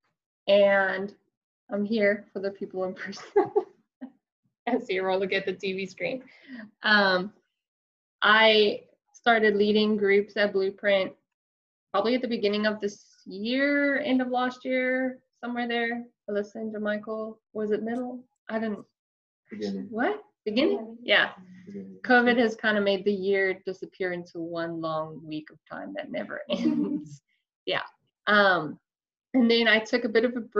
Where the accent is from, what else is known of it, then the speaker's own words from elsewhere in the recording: South Africa; moved away as an adult; now in Tennessee, United States; I am originally from South Africa